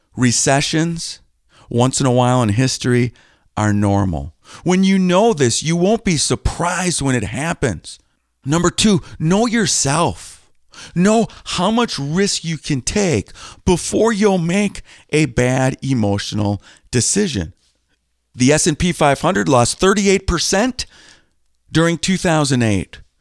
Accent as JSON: {"language": "English", "town": "Green Bay", "region": "Wisconsin", "country": "United States", "tie": "born or raised there", "said": "I grew up just a few minutes from Lambeau Field"}